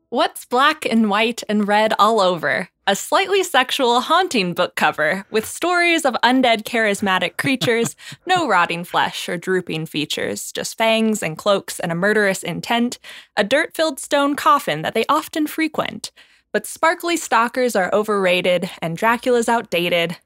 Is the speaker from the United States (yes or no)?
yes; Washington, United States; growing up in Washington